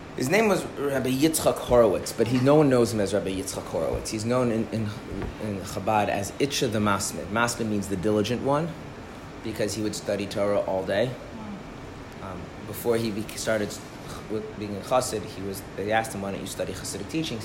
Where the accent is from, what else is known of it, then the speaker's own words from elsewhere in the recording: Minnesota, United States; I'm from Minnesota